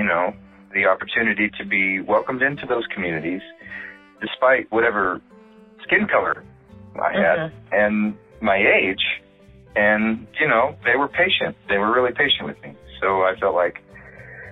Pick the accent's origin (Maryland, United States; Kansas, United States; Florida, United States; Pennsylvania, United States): Kansas, United States; Paola; moved away as an adult; now in New York City, United States; I'm originally from Paola, Kansas. I was born in Paola, Kansas